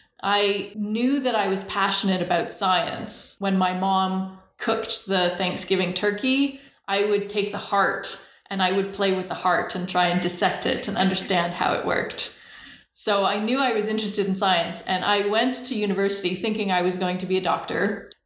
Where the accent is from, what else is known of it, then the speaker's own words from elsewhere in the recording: Langley, British Columbia, Canada; also born or lived in Shaunavon, Saskatchewan; I was born in Shaunavon, Saskatchewan. My dad was a police officer, and with the RCMP, you move around a lot. So we moved every 2 to 5 years the whole time I was growing up. We moved to BC when I was 5 to Langley, BC